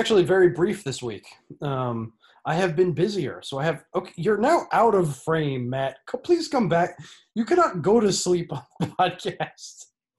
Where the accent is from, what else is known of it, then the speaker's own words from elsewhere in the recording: Netherlands; I'm from the Netherlands, but...